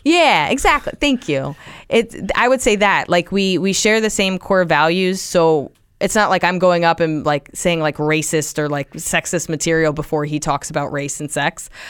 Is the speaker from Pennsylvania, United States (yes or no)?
no; Central New Jersey, United States; now in New York, United States; I grew up in Jersey, um, just about an hour away on the train, so Central Jersey.